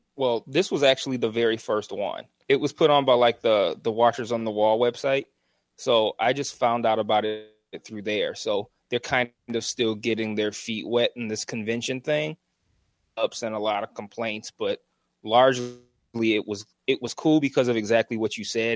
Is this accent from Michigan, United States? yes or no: yes; Detroit, Michigan, United States; I'm from Detroit